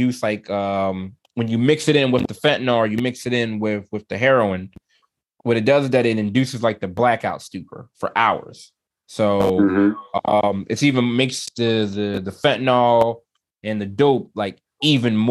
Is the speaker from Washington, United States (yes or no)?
no; Philadelphia, Pennsylvania, United States; I love my city, born and raised in Philly